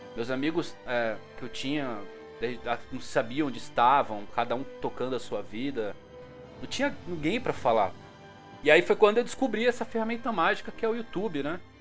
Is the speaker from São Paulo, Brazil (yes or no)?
yes; São Bernardo do Campo, São Paulo, Brazil; sou de São Bernardo do Campo, São Paulo